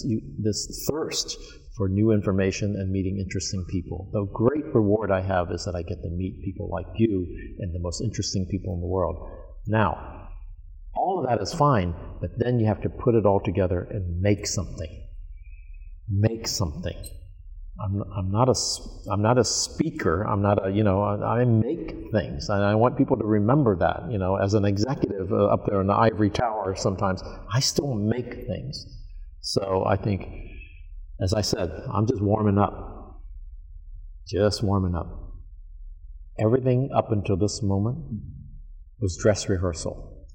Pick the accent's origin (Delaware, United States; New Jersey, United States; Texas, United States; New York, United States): New York, United States; now in Portland, United States; So from being this New Yorker now and going to Portland, Oregon, that was a risk.